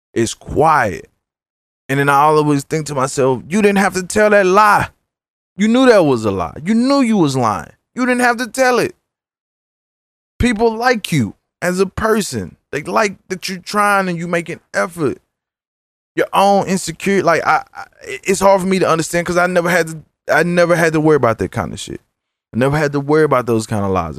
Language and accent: English; Dallas, Texas, United States; I'm from South Dallas